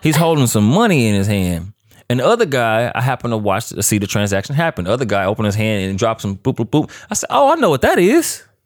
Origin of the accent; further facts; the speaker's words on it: Louisiana, United States; moved away as an adult; also born or lived in Grambling, Louisiana / Arcadia, Louisiana; now in Los Angeles, United States; I'm from Louisiana